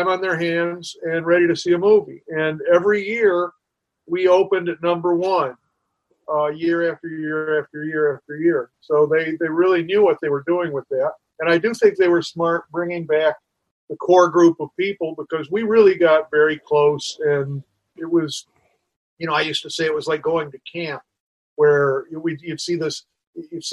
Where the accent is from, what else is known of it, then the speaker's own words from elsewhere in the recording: Cleveland, Ohio, United States; moved away as an adult; also born or lived in Nashville / Louisville / New York / Chicago; now in Los Angeles, United States; I grew up in Cleveland, and I went down to school in Nashville